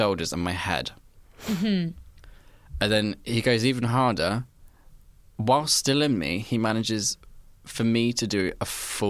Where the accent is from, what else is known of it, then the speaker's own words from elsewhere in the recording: United Kingdom; we're so British about things